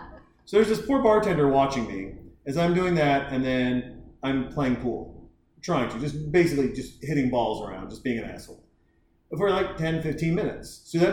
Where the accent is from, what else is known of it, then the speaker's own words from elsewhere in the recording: Helena, Montana, United States; when I was growing up in Helena, Montana, we had random babysitters.